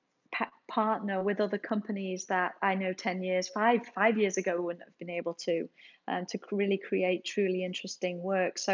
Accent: England, United Kingdom; now in United States; obviously you can tell I'm from England, but my family is ironically all over here in the States

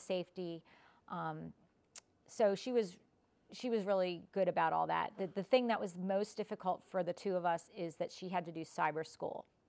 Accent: United States; now in Malvern, United States; I grew up in Westchester

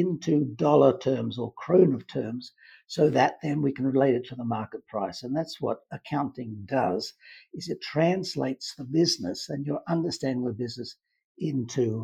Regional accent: Australia; moved away as an adult; I grew up in Australia, University of Queensland in Brisbane

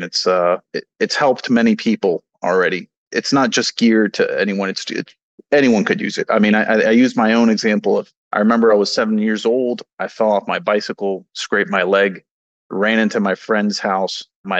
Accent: Mexico; You know, I come from Mexico. The healthcare system is very different there.

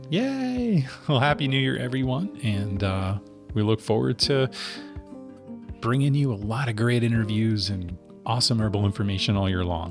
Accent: New Jersey, United States; moved away; in the East Coast growing up in New Jersey

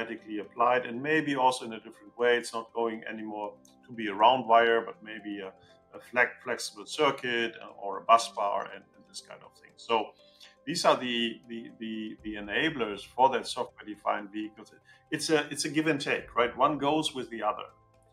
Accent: Germany; I'm coming from Germany, I'm living in Germany

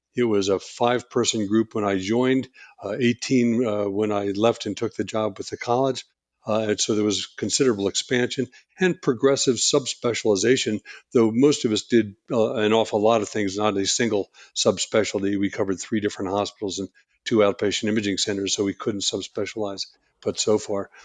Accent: outside of Philadelphia, Pennsylvania, United States; moved away as an adult; also born or lived in New Hampshire; I grew up outside of Philadelphia

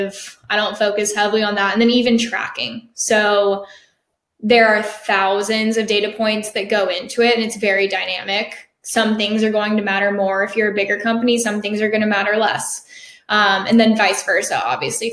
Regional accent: Jacksonville, Florida, United States; I'm from Jacksonville, Florida

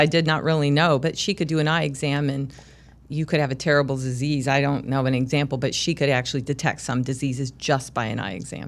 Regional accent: Charleston, South Carolina, United States; now in Illinois, United States; I grew up in Charleston, South Carolina

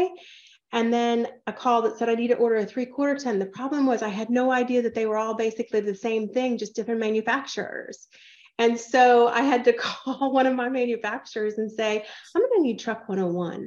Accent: Atlanta, Georgia, United States; moved away as an adult; also born or lived in California / Ohio; now in Texas, United States; I grew up in Atlanta

